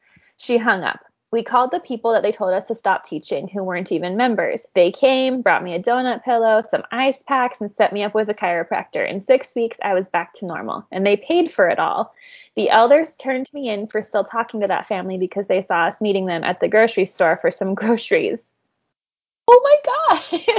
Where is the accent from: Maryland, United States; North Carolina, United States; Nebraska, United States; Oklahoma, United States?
North Carolina, United States; I'm from North Carolina, so I know how scary that can be